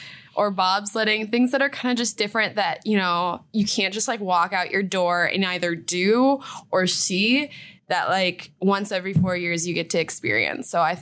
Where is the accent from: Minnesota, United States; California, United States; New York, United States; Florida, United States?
Minnesota, United States; Twin Cities; I'm from the Twin Cities area